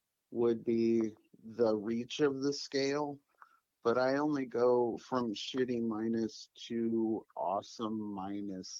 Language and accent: English; Holland, Michigan, United States; moved away as an adult; also born or lived in Lewiston, Idaho; now in Portland, United States; I grew up in a combination of places: Holland, Michigan, Lewiston, Idaho